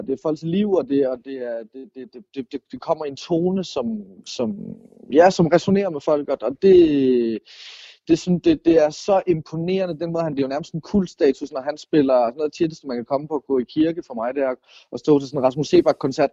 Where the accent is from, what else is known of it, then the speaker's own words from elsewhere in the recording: North Funen, Southern Denmark, Denmark; jeg er vokset op sådan på Nordfyn